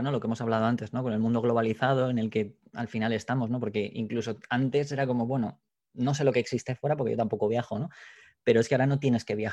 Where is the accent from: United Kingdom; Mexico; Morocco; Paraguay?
United Kingdom; England; Spanish is a second language; yo soy inglés, pero tampoco soy bilingüe